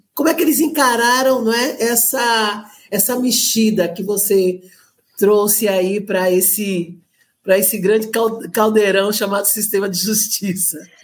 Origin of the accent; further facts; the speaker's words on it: Recife, Pernambuco, Brazil; E eu estou em Recife, né? Sou recifense, sou nordestina